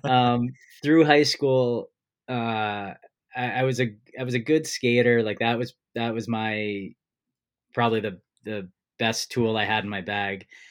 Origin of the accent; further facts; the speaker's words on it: New Jersey, United States; I grew up in New Jersey